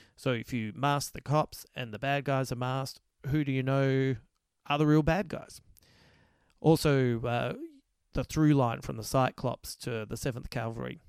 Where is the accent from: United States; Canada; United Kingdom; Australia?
Australia; Adelaide, South Australia; I come from Adelaide